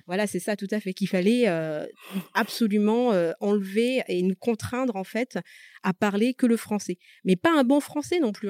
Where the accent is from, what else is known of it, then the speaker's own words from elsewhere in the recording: Madagascar; first language Malagasy; French is a second language; now in France; je suis née à Madagascar. j'ai toujours parlé malgache. Le français n'est pas ma langue maternelle